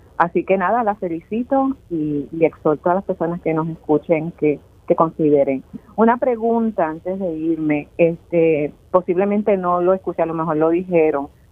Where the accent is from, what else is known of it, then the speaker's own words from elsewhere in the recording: Caguas, Puerto Rico; yo soy de Caguas